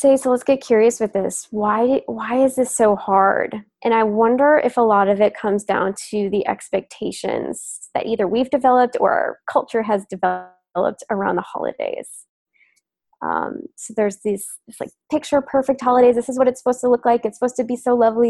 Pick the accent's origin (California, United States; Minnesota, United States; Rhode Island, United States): Minnesota, United States; I come from Minnesota